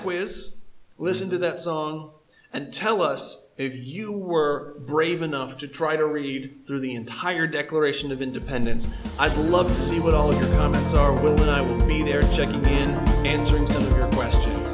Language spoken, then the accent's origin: English; United States; I do love my American country